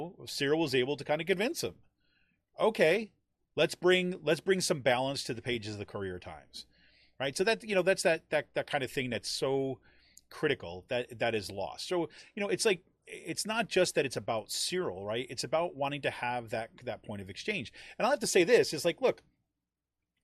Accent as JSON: {"language": "English", "region": "New York", "country": "United States", "tie": "born or raised there", "said": "I grew up in New York State."}